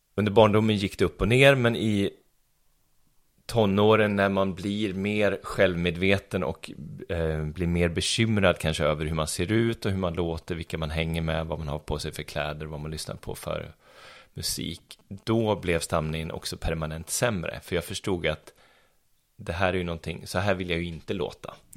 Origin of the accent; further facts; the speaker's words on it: Arboga, Västmanland, Sweden; moved away as an adult; also born or lived in Stockholm; now in Örebro, Sweden; jag kommer från Arboga. Som ligger bara 4-5 mil härifrån. Så där, där tillbringade jag mina 19 första år i livet.